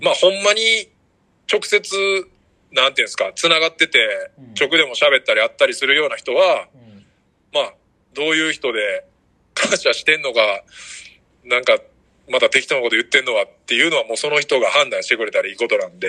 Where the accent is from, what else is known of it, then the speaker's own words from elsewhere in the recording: Ise, Mie, Japan; moved away; 高校、まあ、僕伊勢工業っていう高校出身なんですけど